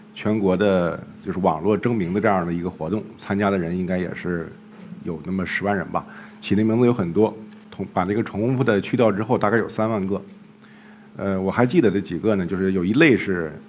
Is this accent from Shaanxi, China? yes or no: no; Jilin, China; moved away; 后来我们又到了吉林，也是我的家乡